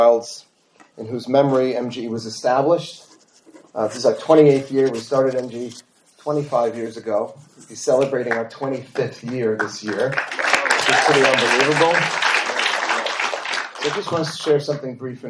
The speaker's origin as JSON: {"language": "English", "town": "New York City", "region": "New York", "country": "United States", "tie": "born or raised there", "said": "We grew up in Forest Hills, Queens"}